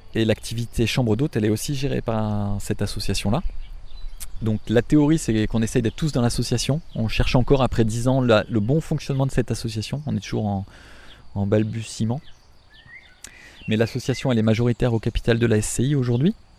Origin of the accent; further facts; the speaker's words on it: France; also born or lived in Africa; on veut vivre chez nous, en France